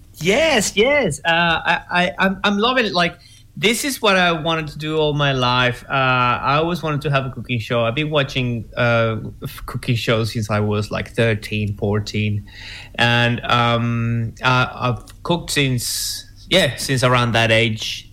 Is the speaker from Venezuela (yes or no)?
yes; Venezuela; moved away; I say it in my show and that I'm from Venezuela.